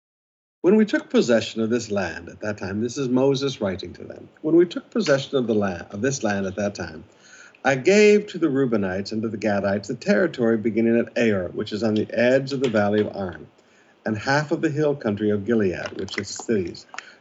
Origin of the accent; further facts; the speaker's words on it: Philippines; I've been your pastor for 40 years. I've lived as a Filipino pastor.